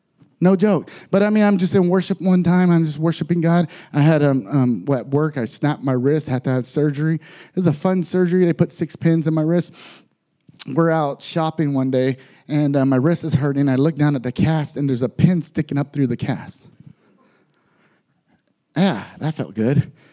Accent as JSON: {"language": "English", "region": "Texas", "country": "United States", "said": "I'm from Texas, so we don't go skiing very much. I'm from a very poor area in Texas, and I end up moving and being in foster families."}